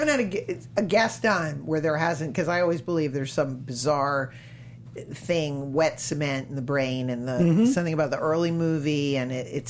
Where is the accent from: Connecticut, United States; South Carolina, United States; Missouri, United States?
Connecticut, United States; also born or lived in Massachusetts; I grew up in, I was born in Massachusetts, and then grew up in Connecticut.